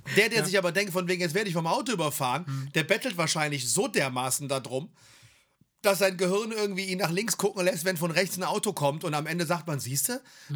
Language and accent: German; Germany; wir sind aus Deutschland